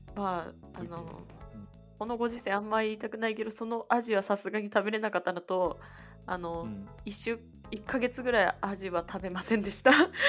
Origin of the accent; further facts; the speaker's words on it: Nagoya, Aichi, Japan; 名古屋から出たことがないです